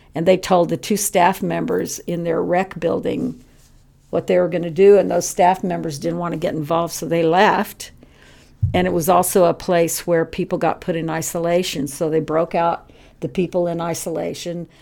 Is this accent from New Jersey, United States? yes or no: no; Texas, United States; growing up in Texas